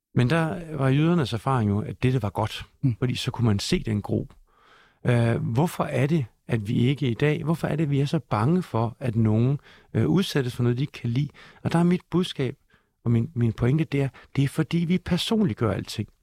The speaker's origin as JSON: {"language": "Danish", "country": "Denmark", "said": "Jeg er dansker, jeg er mand, jeg er far"}